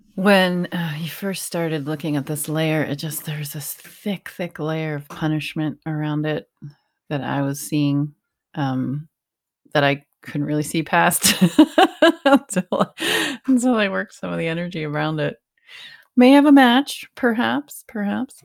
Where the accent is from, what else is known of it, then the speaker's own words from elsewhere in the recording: Northeast, United States; growing up in the Northeast